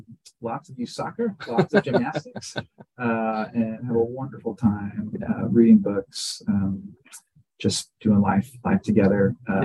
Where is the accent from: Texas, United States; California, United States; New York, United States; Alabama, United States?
Texas, United States; South Central; I grew up in South Central Texas, in small town Texas, where there were two religious gatherings every week. One was Friday night football, and one was Sunday worship.